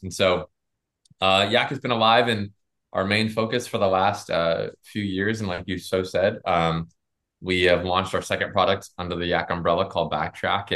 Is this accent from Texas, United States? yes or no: no; Florida, United States; we're from Florida